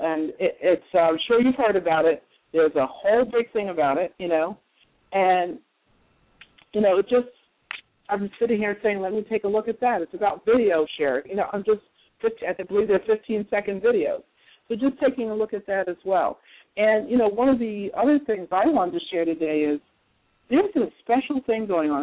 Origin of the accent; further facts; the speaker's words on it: Jersey City, New Jersey, United States; my hometown, Jersey City